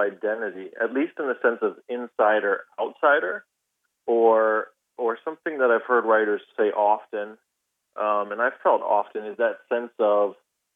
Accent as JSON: {"language": "English", "country": "United States", "tie": "born or raised there", "said": "I'm wholly American. I mean, I grew up here"}